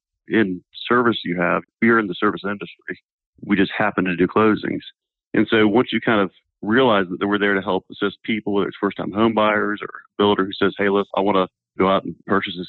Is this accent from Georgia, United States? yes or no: yes; Snellville, Georgia, United States; also born or lived in Minnesota / Massachusetts; I was born in Minnesota, but moved here at age 6 months and grew up in Snellville, Georgia.